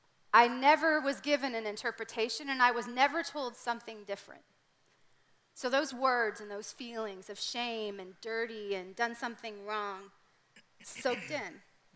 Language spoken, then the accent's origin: English; Canada; That was my reality growing up in Canada.